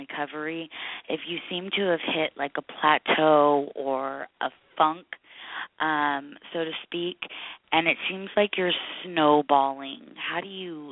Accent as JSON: {"language": "English", "town": "San Jose", "region": "California", "country": "United States", "said": "I'm from San Jose"}